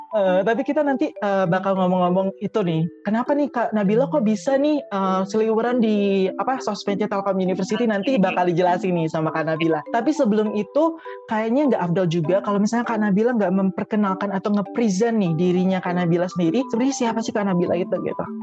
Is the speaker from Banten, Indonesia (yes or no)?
no; Bali, Indonesia; aku kan dari Bali nih jauh pokoknya anak-anak rantau